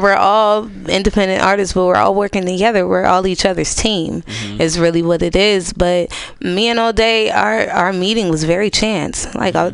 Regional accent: United States; I'm from Lakeview and I stay on a uh, Orizaba Thrift

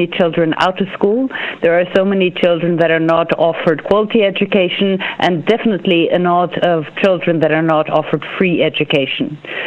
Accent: Norway; I'm from Norway

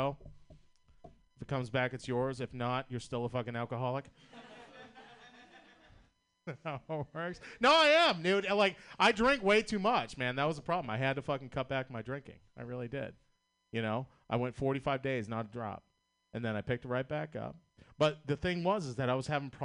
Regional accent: Boston, Massachusetts, United States; accent: Boston; I'm from Boston, Massachusetts. You know how fucking hard it is to have a Boston accent in 2020 America

